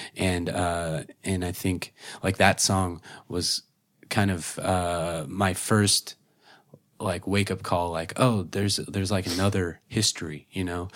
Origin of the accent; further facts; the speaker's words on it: Oklahoma, United States; growing up in Oklahoma, you know, very conservative place